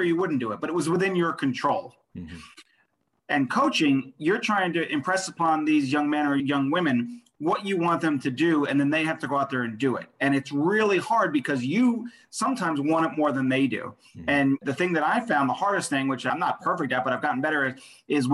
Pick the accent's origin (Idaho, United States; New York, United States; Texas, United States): New York, United States; Long Island; moved away; I'm originally from Long Island, New York